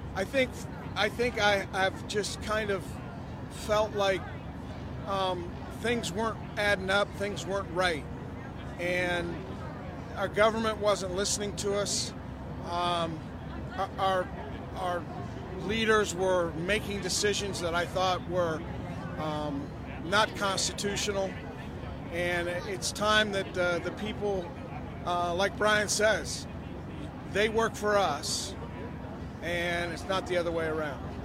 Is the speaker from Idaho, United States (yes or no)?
yes; Boise, Idaho, United States; I'm from Boise, Idaho